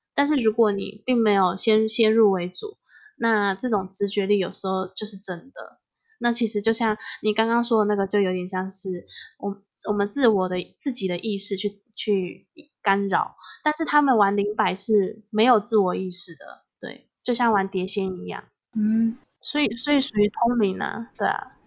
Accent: Taiwan; 因为我们台湾其实很多闽南的人

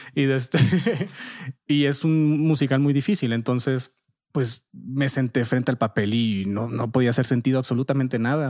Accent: Nogales, Sonora, Mexico; moved away as an adult; also born or lived in Monterrey / Boston; Yo soy de Nogales, Sonora

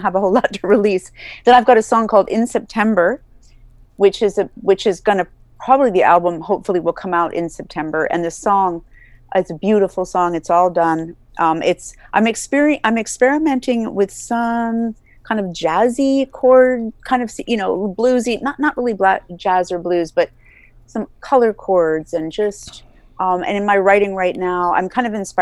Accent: New York, United States; accent: New York; also born or lived in East Coast; now in Northern California, United States; my New York accent

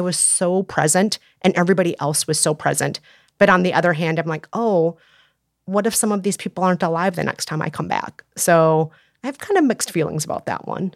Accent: Minneapolis, Minnesota, United States; moved away; my hometown

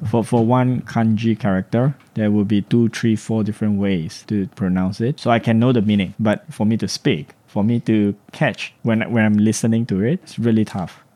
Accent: Singapore; moved away as an adult; now in Japan; I'm from Singapore

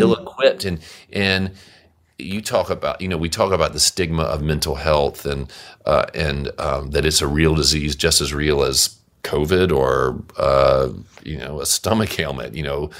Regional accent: Monroe, Louisiana, United States; I grew up in Monroe, Louisiana

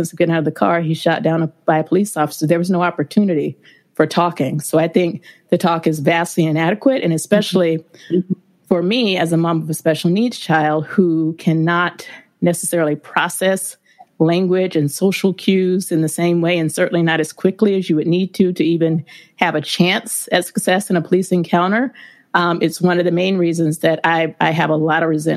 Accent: Rome, Georgia, United States; I am originally from Georgia. I was born in a small town called Rome, Georgia, which is about an hour and a half northwest of Atlanta.

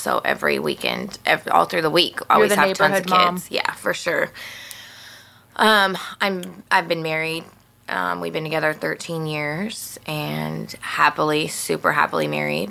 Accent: Pinole, California, United States; I grew up in Pinole. Graduated Pinole

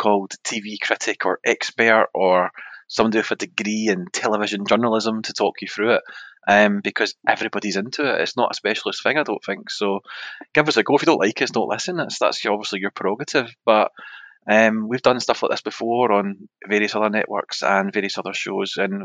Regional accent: Scotland, United Kingdom; we're Scottish

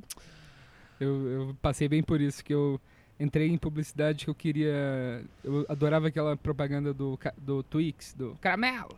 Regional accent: Minas Gerais, Brazil; now in São Paulo, Brazil; Eu sou mineiro

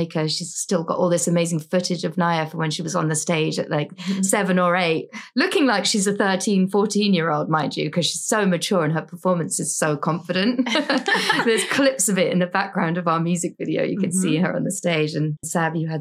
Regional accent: London, United Kingdom; moved away as an adult; also born or lived in United States; now in New York City, United States; And then when I was two, we moved back to Britain and I was raised in London.

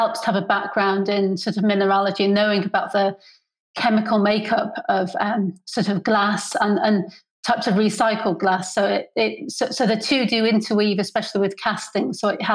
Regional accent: North Wales, United Kingdom; moved away as an adult; also born or lived in Edinburgh / Farnham; I grew up in North Wales

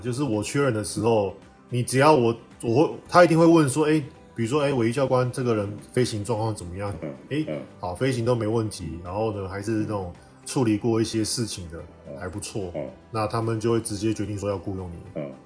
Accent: Taiwan; moved away as an adult; also born or lived in Vanuatu; 我们台湾人有很多时候来出国之前都会说

